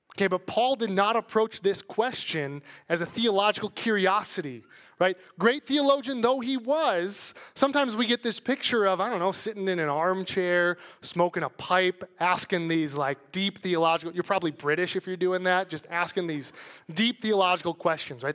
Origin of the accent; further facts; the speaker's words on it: Chicago, Illinois, United States; moved away; I'm from Chicago